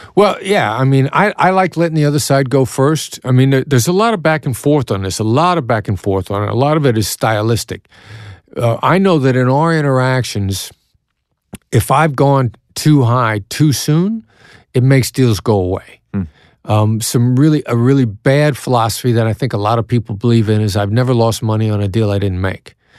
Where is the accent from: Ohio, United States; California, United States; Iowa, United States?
Iowa, United States; accent: Iowa accent; moved away; also born or lived in Kansas City, Missouri; I know that my accent gives me away. I'm from Iowa. I definitely have the Iowa accent